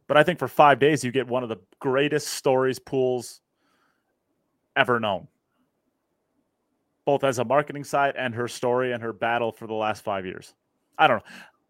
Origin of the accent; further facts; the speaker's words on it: United States; I'm an American